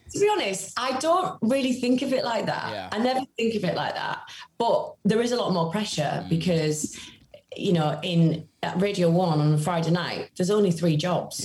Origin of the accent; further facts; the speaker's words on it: Carlisle, North West England, United Kingdom; I'm from Cumbria, from Carlisle, which is a very small city in a very rural county.